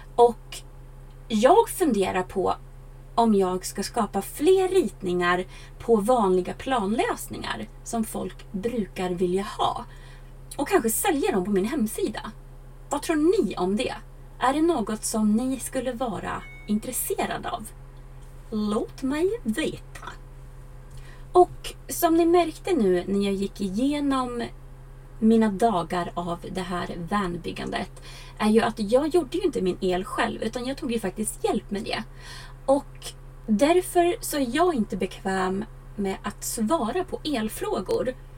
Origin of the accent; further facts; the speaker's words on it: Sweden; jag varit hemma i Sverige över sommaren